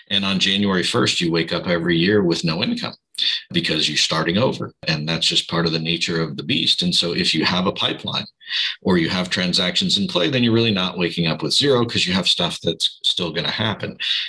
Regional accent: Midwest, United States; now in California, United States; maybe I learned that from growing up in the Midwest, where you have maybe a little better work ethic.

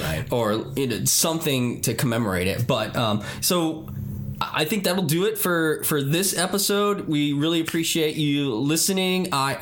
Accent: Northeast, United States; now in Oregon, United States; I mean, I'm a transplant from the Northeast, but I've never heard of Vaughn Stadium until we started working on this podcast

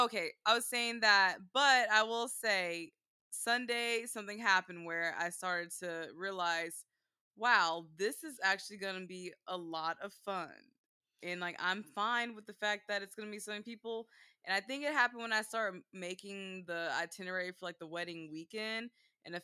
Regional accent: Dallas, Texas, United States; This because we grew up in Dallas. Why I'm like this.

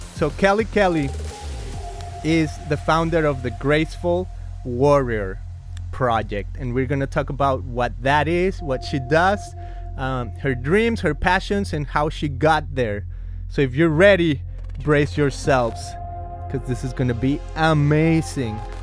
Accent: Mexico; moved away; I come from Mexico

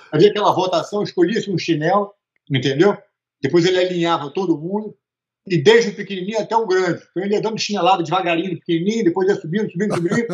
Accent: Rio de Janeiro, Brazil; also born or lived in Teresópolis; a gente vinha do Rio de Janeiro para passar o fim de semana em Teresópolis

